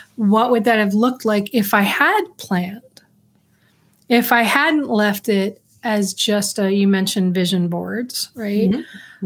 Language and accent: English; New York City, New York, United States; I grew up in New York in the Bronx.